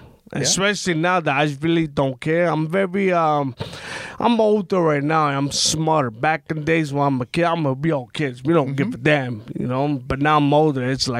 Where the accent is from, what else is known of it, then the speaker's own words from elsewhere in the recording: New York City, New York, United States; I'm from Brooklyn. I'm from McGillicuddy.